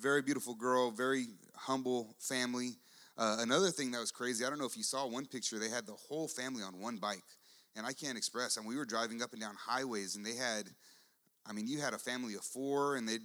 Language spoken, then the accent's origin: English; United States; also born or lived in San Antonio, Texas; I'm an American